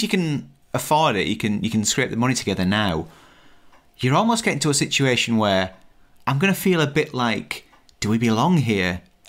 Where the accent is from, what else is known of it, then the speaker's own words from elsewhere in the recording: United Kingdom; most Europeans will go one way and as a Brit, we're more likely to go another way.